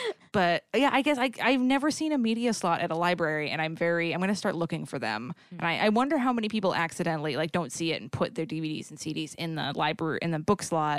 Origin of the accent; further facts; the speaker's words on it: New England, United States; because I'm from New England, it's ….